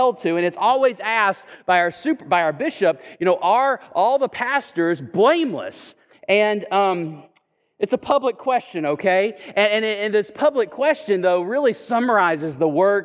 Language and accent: English; Chattanooga, Tennessee, United States; moved away; I'm from Chattanooga